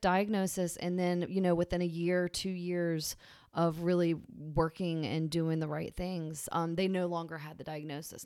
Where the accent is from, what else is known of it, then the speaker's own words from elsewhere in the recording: Virginia, United States; also born or lived in Massachusetts; now in Charleston, United States; I grew up in Virginia